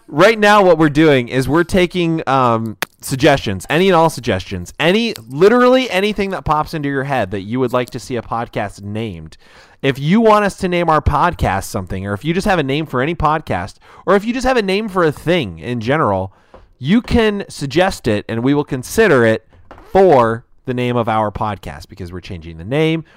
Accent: United States; I am an American

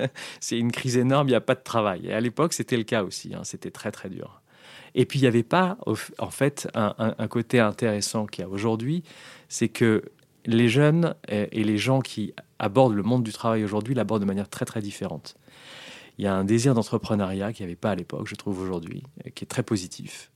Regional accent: France; moved away as an adult; also born or lived in London; je rentre dans une boîte américaine en tant que Français

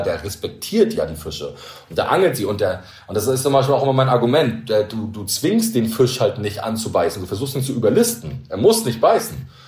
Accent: Rostock, Mecklenburg-Vorpommern, Germany; now in Rügen, Germany; ich als Angler oder als Kind von der Ostsee, ich bin ja Rostocker und wohne auf Rügen

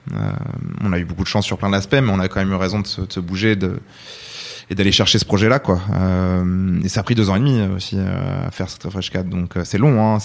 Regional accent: France; also born or lived in Rouen, France / California, United States; on est français

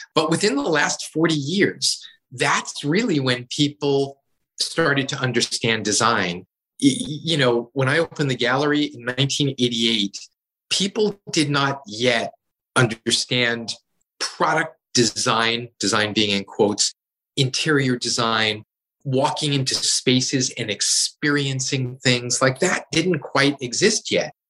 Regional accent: New York, United States; moved away as an adult; now in Seattle, United States; I was a boy growing up in New York

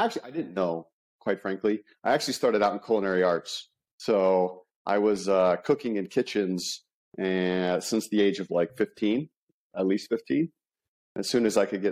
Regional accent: Las Vegas, Nevada, United States; I'm in Las Vegas, right? So born and bred, I travel the world, but I'm always finding Las Vegas to be home

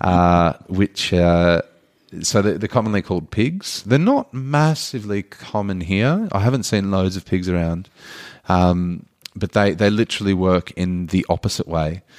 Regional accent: Australia; as an Australian

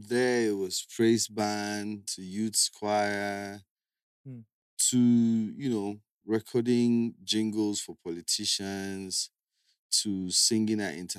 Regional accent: Calabar, Cross River, Nigeria; I grew up in Calabar. I grew up in Calabar, nursery, primary, university, a street called Palm Street

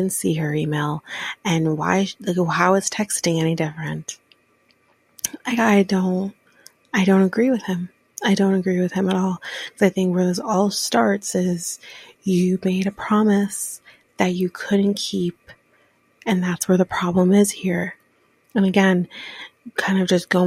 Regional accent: Ontario, Canada; I am Canadian, born in the same province as Justin Bieber

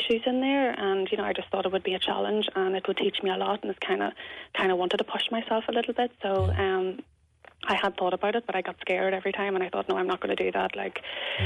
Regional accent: Belfast, Northern Ireland, United Kingdom; moved away as an adult; before I moved to the north

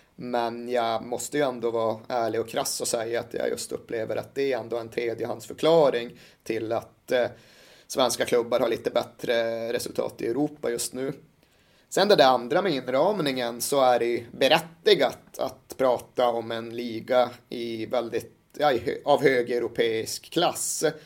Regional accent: Malmberget, Norrbotten County, Sweden; Jag växte upp i Malmberget i mitten av 80-talet.

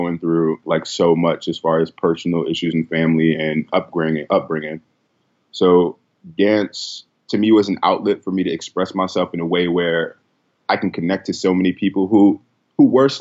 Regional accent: New York City, New York, United States; I was born and raised in the Bronx

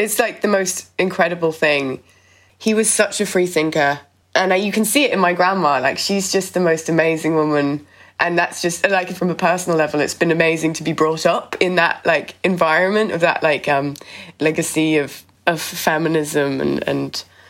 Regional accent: England, United Kingdom; now in Dublin, Ireland; oh my God, I'm such a Brit.

